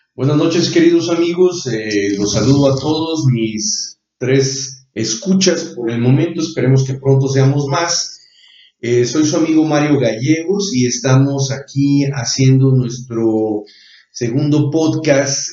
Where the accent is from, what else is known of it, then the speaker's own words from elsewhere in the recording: Mexico; nosotros como mexicanos